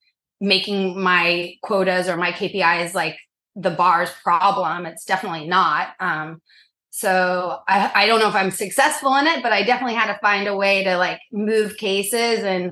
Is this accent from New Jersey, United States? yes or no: no; Norman, Oklahoma, United States; now in New York City, United States; I grew up in Norman, Oklahoma, a bajillion miles from here